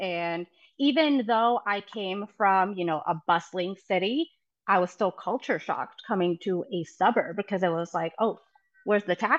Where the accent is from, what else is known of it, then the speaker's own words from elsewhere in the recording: Buenos Aires, Argentina; now in Ohio, United States; Well, I am currently in Ohio, but I moved here from Buenos Aires, Argentina, about, 21 years ago. It was 2001, so 22 years ago.